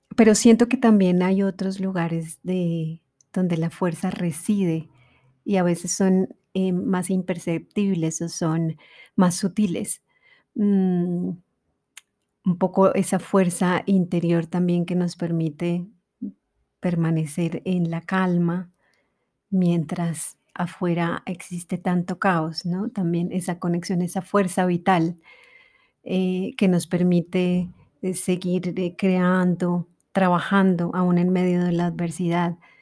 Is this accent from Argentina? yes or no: no; Colombia